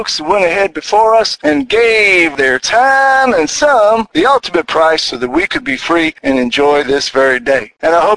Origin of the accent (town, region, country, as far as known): United States